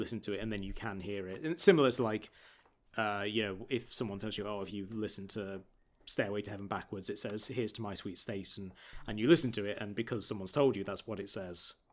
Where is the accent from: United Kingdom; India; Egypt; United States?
United Kingdom; Market Bosworth, East Midlands; Growing up in Market Bosworth in Leicestershire